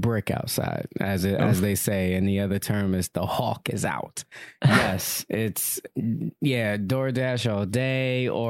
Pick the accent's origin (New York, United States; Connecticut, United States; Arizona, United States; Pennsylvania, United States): New York, United States; Yonkers; I'm in Yonkers. I'm from Yonkers.